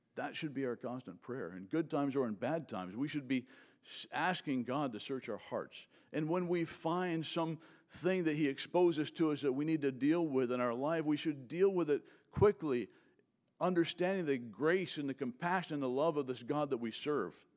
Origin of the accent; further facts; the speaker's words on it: Fort Pierce, Florida, United States; I'm from Fort Pierce, and Vero Beach people are fancy, and Fort Pierce people are not